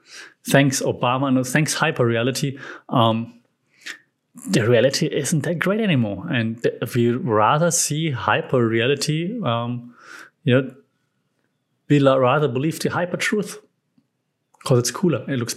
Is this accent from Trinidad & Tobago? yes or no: no; Germany; English is a second language; Even though I'm from Europe, never been to France, probably because I'm German and, you know, France, Germany.